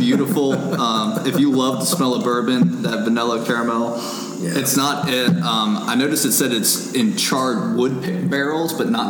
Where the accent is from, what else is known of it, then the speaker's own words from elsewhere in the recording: Northern Kentucky, United States; where I grew up in Northern Kentucky.